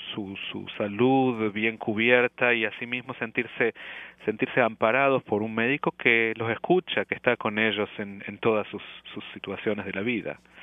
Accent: Córdoba, Argentina; first language Spanish; moved away as an adult; also born or lived in Buenos Aires, Argentina; now in Montreal, Canada; yo soy cordobés de la provincia

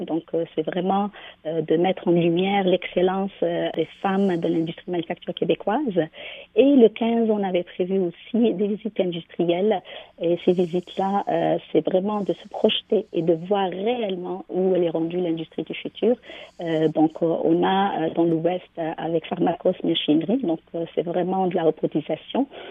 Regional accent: Algeria; moved away; je viens de l'Algérie, dans une usine de, produits chimiques pour les matelas. Donc, j'ai grandi dans cet univers

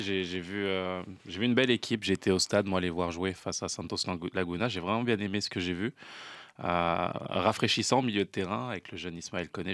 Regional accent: France; now in Canada

